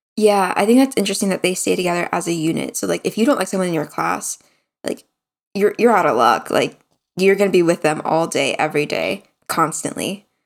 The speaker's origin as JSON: {"language": "English", "country": "United States", "moved": "as an adult", "lives_now": "South Korea", "said": "being an American"}